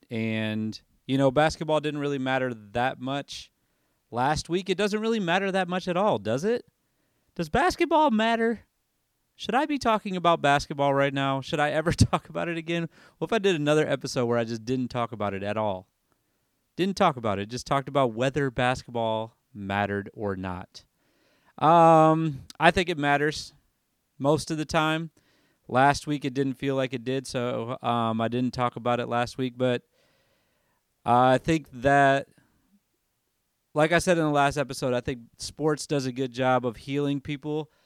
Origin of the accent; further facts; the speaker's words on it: Michigan, United States; this is me coming from Michigan, growing up in Michigan